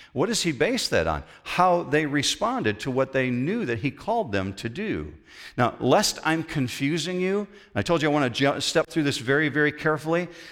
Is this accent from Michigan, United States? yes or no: yes; Western Michigan, United States; we grew up in Western Michigan